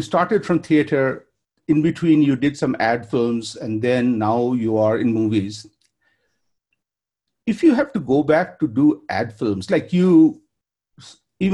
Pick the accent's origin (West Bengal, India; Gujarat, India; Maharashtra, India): West Bengal, India; Kolkata; me growing up in Kolkata and in India